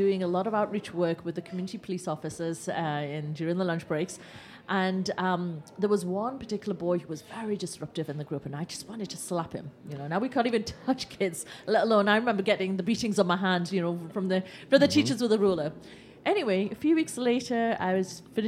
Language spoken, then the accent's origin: English; England, United Kingdom; I was born in England.